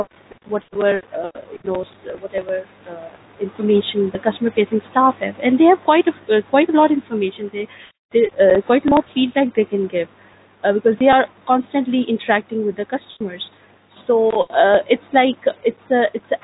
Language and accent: English; Pakistan; first language Urdu; English is a second language; now in Dubai, United Arab Emirates; Since I'm from Pakistan, my native language is Urdu